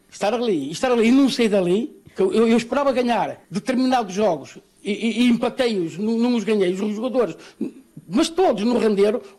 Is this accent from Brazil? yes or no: no; Portugal; Eu falo só simplesmente como português